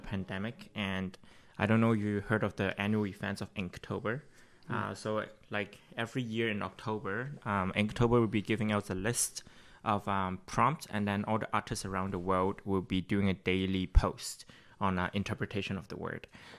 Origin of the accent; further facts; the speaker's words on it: Quebec, Canada; being a Canadian Chinese is difficult simply because like living in Quebec, especially like Asian hate is a real thing. And I'm pretty sure lots of people who grow up here have the same sentiments. You grow up Canadian